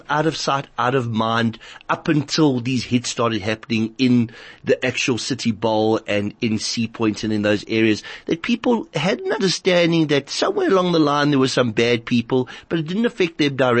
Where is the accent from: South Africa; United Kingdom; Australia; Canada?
South Africa; Durban, KwaZulu-Natal; now in Johannesburg, South Africa; I grew up originally in Durban. I came to Joburg in 87